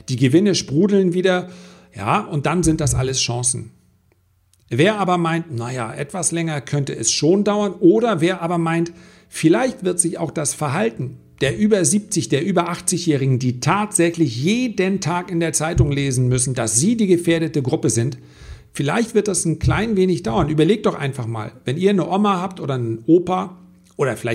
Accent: Flensburg, Schleswig-Holstein, Germany; in meiner Heimatstadt wurde im Übrigen abgelehnt, dass diese Touristen kommen. Die hätten wahnsinnig viel äh, Kapital auch mitgebracht, ja. 2500 Leute oder 3000 Leute, die sie auf so einem Kreuzfahrtschiff sind. Und dann kommen sie in so eine kleine Stadt, Hafenstadt wie Flensburg.

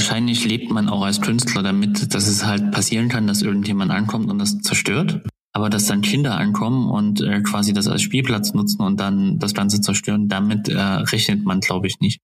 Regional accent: Zwickau, Saxony, Germany; meiner Heimatstadt, Zwickau

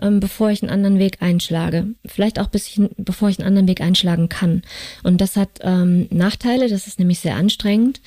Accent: North Hesse, Germany; moved away; also born or lived in Cologne; Ich komme aus Nordhessen, aus einer kleinen Stadt südlich von Kassel

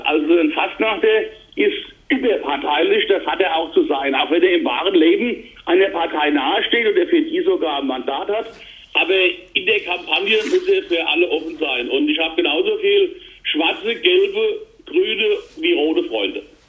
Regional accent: Mainz, Rhineland-Palatinate, Germany; Ich bin genauso als Mainzer und Rheinland-Pfälzer

